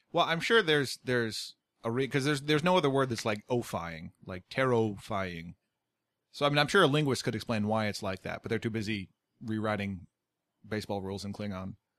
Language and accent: English; United States; I'm American